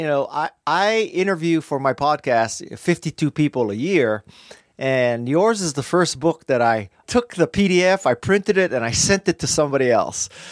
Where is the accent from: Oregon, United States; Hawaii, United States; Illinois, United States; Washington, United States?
Hawaii, United States; Honolulu; moved away as an adult; also born or lived in Bay Area, California / Los Angeles, California; I grew up in Honolulu, Hawaii, and I left Hawaii to go to school in the Bay Area